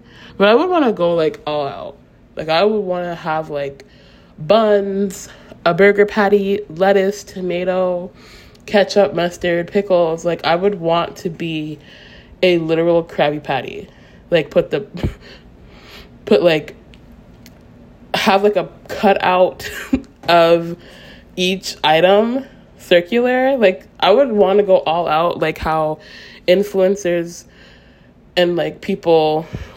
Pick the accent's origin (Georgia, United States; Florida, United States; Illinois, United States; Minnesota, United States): Florida, United States; Ocala; also born or lived in St. Leo, Florida / Gainesville, Florida; my hometown, which is Ocala, Florida.